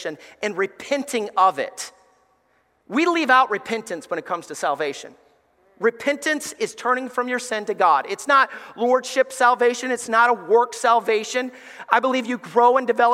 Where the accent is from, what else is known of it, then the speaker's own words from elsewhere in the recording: Alabama, United States; moved away as an adult; growing up in Alabama